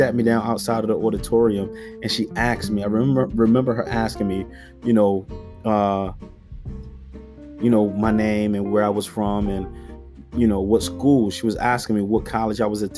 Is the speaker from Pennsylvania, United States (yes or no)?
yes; Philadelphia, Pennsylvania, United States; I grew up in North Philadelphia